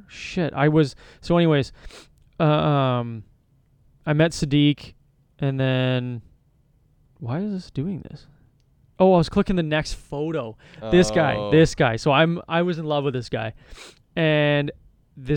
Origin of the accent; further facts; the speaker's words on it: Thunder Bay, Ontario, Canada; I'm from Thunder Bay